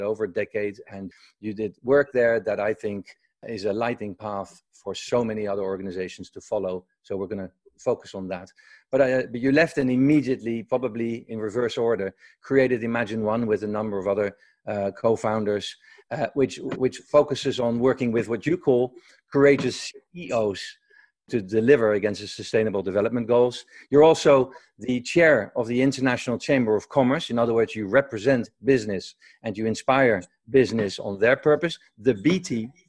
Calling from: Woodstock, New York, United States; Well, I'm calling in from Woodstock, New York.

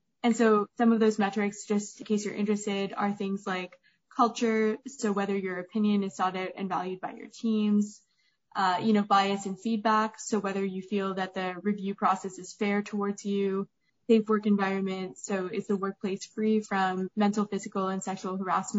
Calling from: New York, United States; I am calling in from Manhattan.

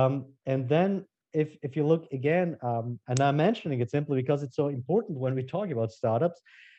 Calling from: France; I'm Zooming in from France.

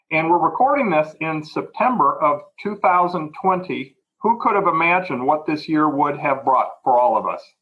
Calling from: Grand Rapids, Michigan, United States; I'm speaking from Grand Rapids, Michigan

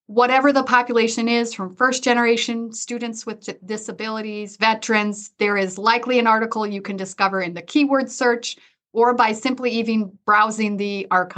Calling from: Sioux Falls, South Dakota, United States; And I am joining you from Sioux Falls, South Dakota, where I oversee career services and advising.

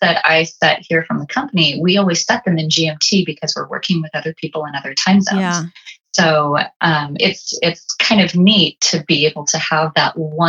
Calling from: Las Vegas, Nevada, United States; here I am calling in from Las Vegas

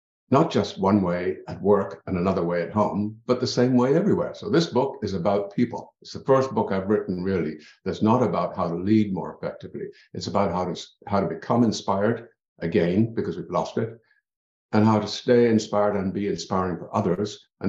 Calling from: Ontario, Canada; I'm in Ontario.

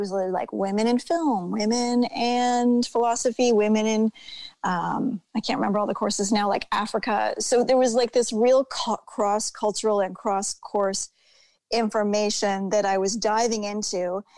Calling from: Ontario, Canada; Yeah. I'm in Ontario, Canada.

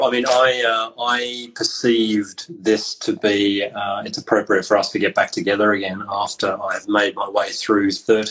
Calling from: South West England, United Kingdom; So I'm calling from Cornwall, and with you being in Scotland, it's a very far-reaching chat.

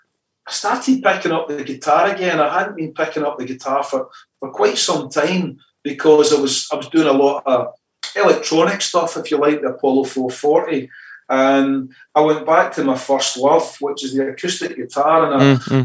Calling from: East Kilbride, Scotland, United Kingdom; Actually, I'm just in the outskirts of Glasgow, kind of in a place called East Kilbride

